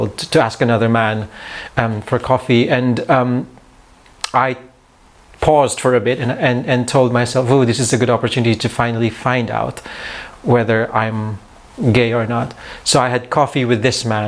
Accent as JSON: {"language": "English", "country": "Philippines", "tie": "born or raised there", "also_born_or_lived": "Manila", "moved": "as an adult"}